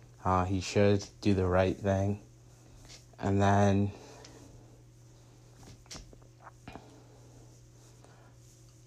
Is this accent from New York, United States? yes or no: yes; New York City, New York, United States; I was born in Queens